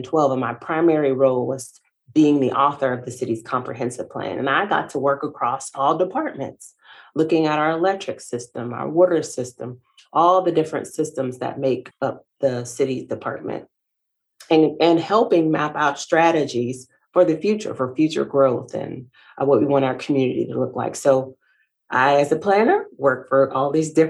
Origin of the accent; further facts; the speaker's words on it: Savannah, Georgia, United States; moved away as an adult; also born or lived in North Carolina; now in Gastonia, United States; I started my career in my hometown in the city of Savannah